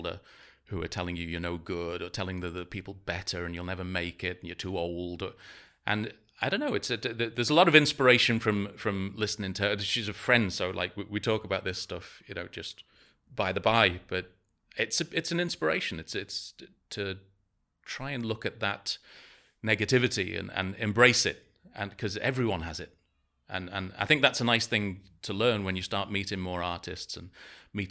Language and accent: English; Ellesmere Port, North West England, United Kingdom; also born or lived in Canada / Lymm; now in Prague, Czech Republic; I was brought up in Ellesmere Port, near Liverpool, where my family are from.